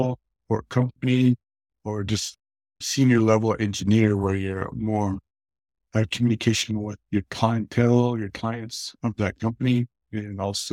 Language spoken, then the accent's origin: English; Kayenta, Arizona, United States; I'm originally from Kienta, Arizona, near the Four Corners area. I grew up on the Navajo reservation